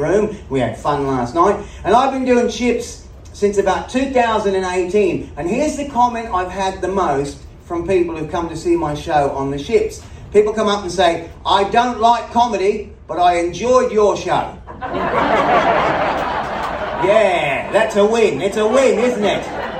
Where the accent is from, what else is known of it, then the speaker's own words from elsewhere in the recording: Australia; moved away; also born or lived in United States; I'm originally from Australia